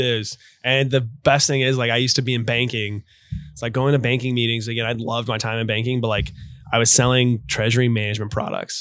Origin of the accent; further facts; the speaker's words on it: Louisville, Kentucky, United States; I grew up in Louisville